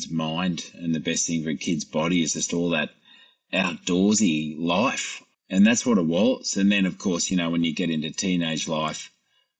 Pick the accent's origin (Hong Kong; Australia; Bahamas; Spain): Australia; Cronulla, New South Wales; I grew up in Cronulla